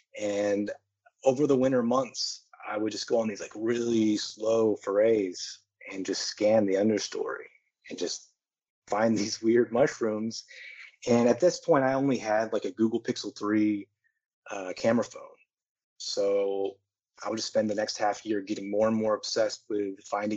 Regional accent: Houston, Texas, United States; moved away as an adult; also born or lived in New Zealand / Europe; now in Thailand; I was born and raised in Houston, Texas

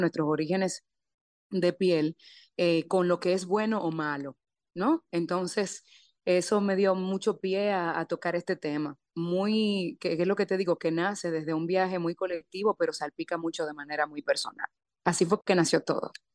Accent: Dominican Republic; nosotros como dominicanos tendemos mucho a autocriticarnos

